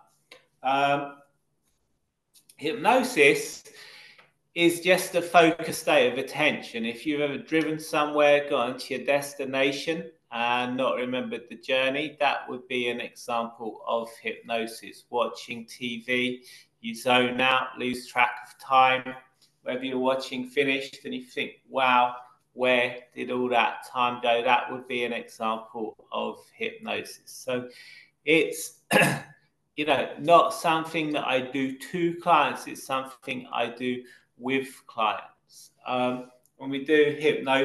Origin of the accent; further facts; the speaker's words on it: United Kingdom; accent: London accent; I'm from Britain. About 20 miles from central London. So my accent is a kind of London accent.